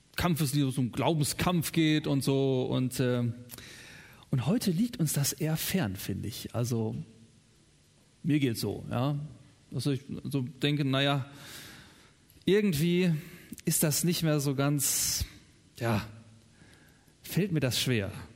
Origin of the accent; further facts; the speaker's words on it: Germany; In meiner Heimat